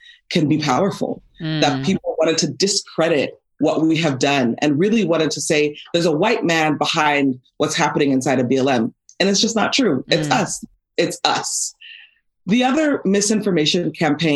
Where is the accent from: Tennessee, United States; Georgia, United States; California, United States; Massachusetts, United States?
California, United States; Los Angeles; life growing up in Van Nuys.